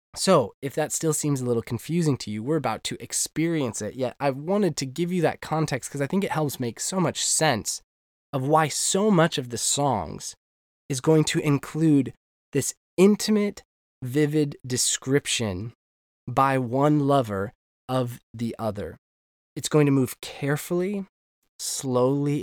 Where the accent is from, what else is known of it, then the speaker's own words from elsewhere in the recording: United States; moved away as an adult; now in Northern Ireland, United Kingdom; as an American